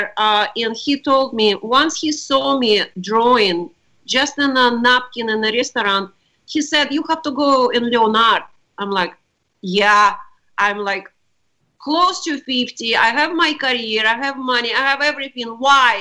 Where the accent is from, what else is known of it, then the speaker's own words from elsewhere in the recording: Russia; moved away as an adult; now in United States; I was born in Russia right after Stalin died. And I lived during communist time